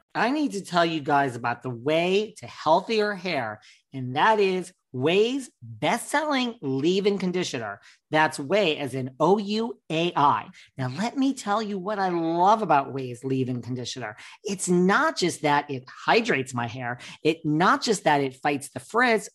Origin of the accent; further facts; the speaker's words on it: New York, United States; I'm such a New Yorker